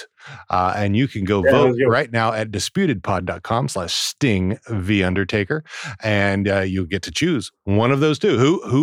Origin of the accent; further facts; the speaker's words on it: Texas, United States; I'm from Texas.